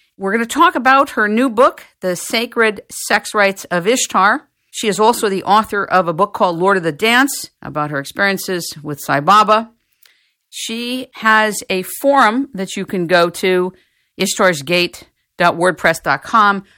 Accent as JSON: {"language": "English", "country": "United States", "said": "I'm from America"}